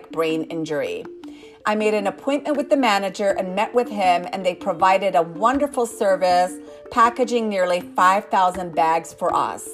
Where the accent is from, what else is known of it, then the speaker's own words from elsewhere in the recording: United States; I am an American inventor